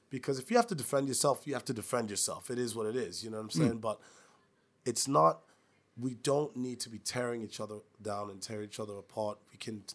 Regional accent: New York City, New York, United States; moved away; I'm from New York City

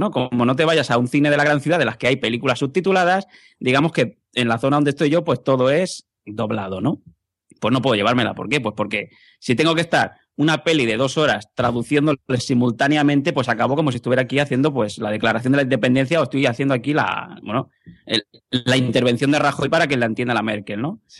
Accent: Catalonia, Spain; yo como buen catalán

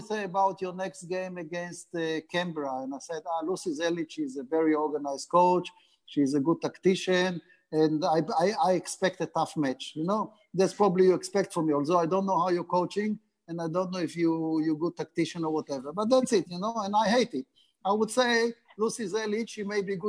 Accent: Haifa, Haifa District, Israel; English is a second language; moved away as an adult; now in Australia; I come from Haifa, which have the famous team Maccabi Haifa, and I was part of the junior setup

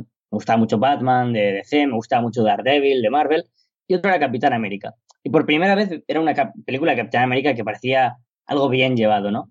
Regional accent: Spain; aquí, en mi país, en España

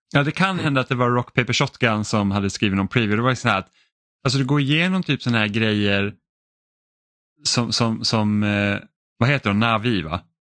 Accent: Finland; jag känner mig som då finne känner mig liksom väldigt mycket hemma

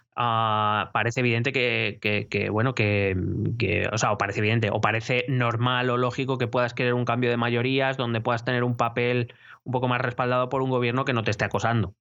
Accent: Madrid, Community of Madrid, Spain; como madrileño

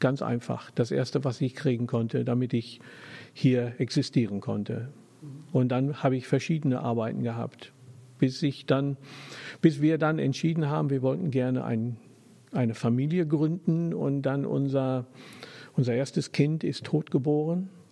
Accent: England, United Kingdom; German is a second language; moved away as an adult; also born or lived in Germany; now in Hamburg, Germany; ich bin geborener Engländer ja, ich bin nicht nur Brite, ich bin Engländer

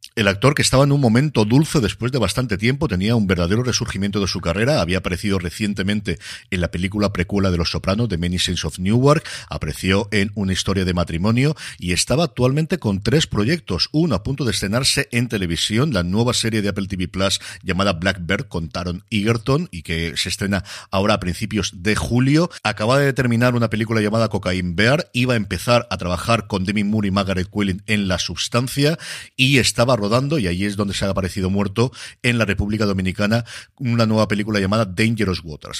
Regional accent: Elche, Valencian Community, Spain; me tengo que quedar por aquí mi tierra

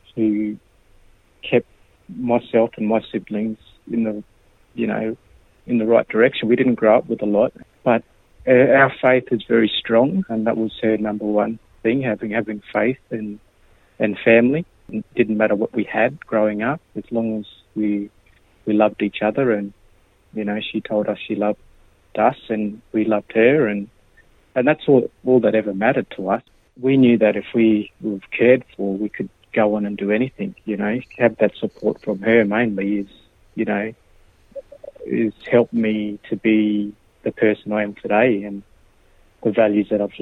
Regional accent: Alice Springs, Northern Territory, Australia; moved away as an adult; I was born in Alice Springs, and a lot of my family are from Mundurri, which is Emmonsburg, which is 120 k's west of Alice Springs, west Narrabeen Man. So growing up here in Alice

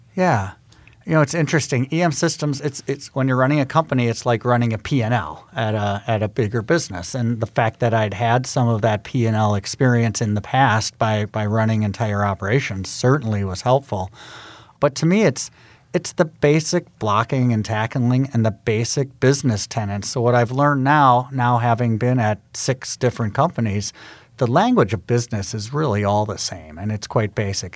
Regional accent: Milwaukee, Wisconsin, United States; moved away; I actually used, um, the fact that I was from Milwaukee to try to get an in with G E Healthcare

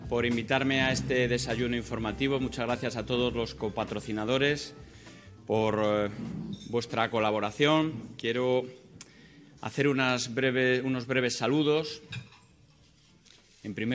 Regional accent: Castile and León, Spain; para hablar de mi tierra, que es eh, hablar de España, porque cuando hablamos de Castilla y León estamos hablando desde luego de España

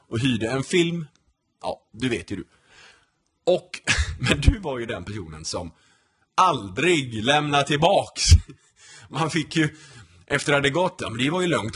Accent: Gothenburg, Västra Götaland, Sweden; moved away as an adult; also born or lived in Denmark / Örebro; now in United States; Jag är uppvuxen i Torslanda, så jag har spelat i Torslanda I K

